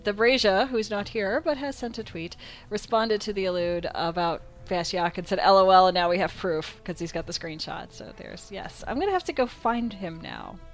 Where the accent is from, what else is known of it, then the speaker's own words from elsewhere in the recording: Illinois, United States; I grew up in that state